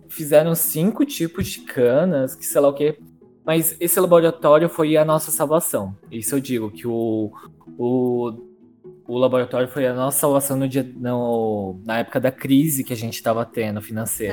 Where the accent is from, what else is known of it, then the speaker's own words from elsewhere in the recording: São Carlos, São Paulo, Brazil; also born or lived in Araras; eu sou de São Carlos, tá? Minha mãe mora em São Carlos